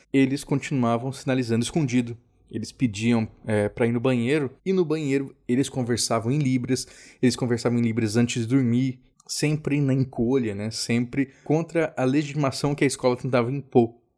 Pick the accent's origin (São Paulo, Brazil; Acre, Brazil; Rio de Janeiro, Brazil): Rio de Janeiro, Brazil; Cabo Frio; Eu nasci em Cabo Frio